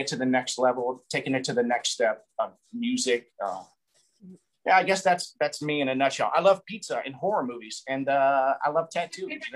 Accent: a small town in Colorado, United States; moved away; also born or lived in California / Hollywood; I'm from a small town in Colorado, moved to California, moved to Hollywood, did Hollywood for like 6 years

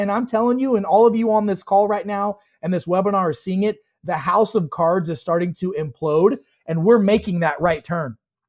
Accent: Illinois, United States; You know, I grew up in Central Illinois. I'm the son of a pig farmer. We had more pigs than people where I grew up.

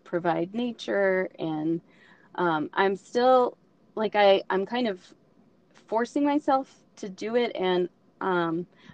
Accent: Oklahoma, United States; I am from Oklahoma

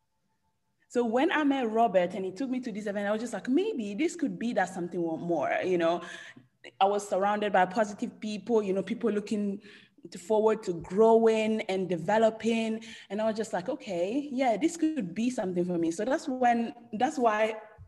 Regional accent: Italy; English is a second language; moved away as an adult; now in London, United Kingdom; I was born and raised in Italy.

